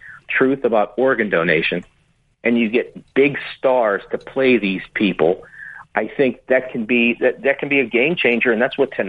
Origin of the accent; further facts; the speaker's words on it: Pittsburgh, Pennsylvania, United States; moved away as an adult; also born or lived in Dallas; because I'm from Pittsburgh